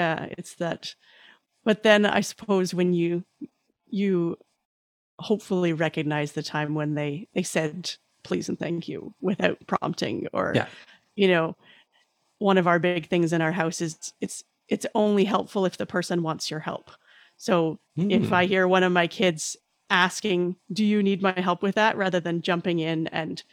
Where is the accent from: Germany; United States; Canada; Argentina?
Canada; as a Canadian